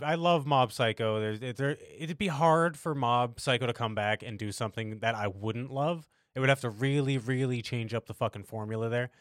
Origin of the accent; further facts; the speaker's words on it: United States; we as Americans